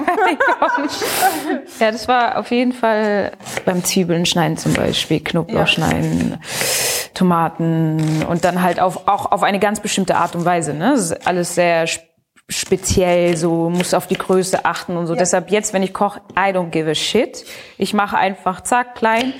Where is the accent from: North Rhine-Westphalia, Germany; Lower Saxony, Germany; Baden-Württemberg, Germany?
Baden-Württemberg, Germany; Pforzheim; moved away as an adult; now in Berlin, Germany; ich bin in Pforzheim aufgewachsen und geboren.